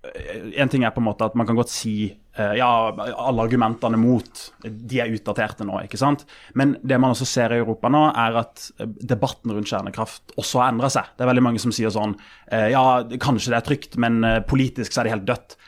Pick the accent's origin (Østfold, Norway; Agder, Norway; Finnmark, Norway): Agder, Norway; Kristiansand; Jeg er fra Kristiansand